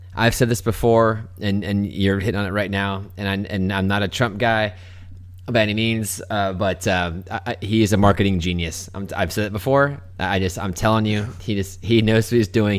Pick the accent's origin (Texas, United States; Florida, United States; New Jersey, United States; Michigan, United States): Florida, United States; Melbourne; where we grew up in Melbourne